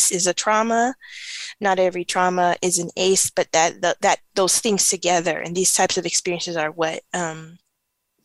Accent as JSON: {"language": "English", "town": "Los Angeles", "region": "California", "country": "United States", "tie": "born or raised there", "said": "I grew up in Watts in the 90s"}